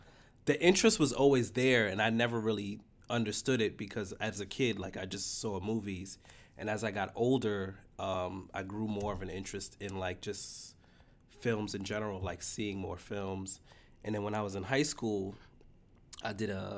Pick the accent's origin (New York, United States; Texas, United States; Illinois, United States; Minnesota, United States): New York, United States; New York City; I grew up in the Bronx.